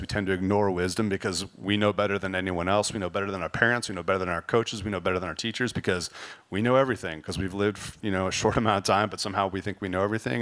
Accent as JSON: {"language": "English", "region": "California", "country": "United States", "tie": "born or raised there", "also_born_or_lived": "Chicago", "said": "I was born in Chicago. We moved to California. I was very, very young"}